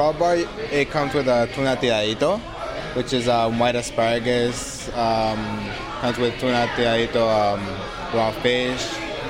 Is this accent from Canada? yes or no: no; Mexico; now in United States; I'm from Mexico. Yes, but I was born and raised here.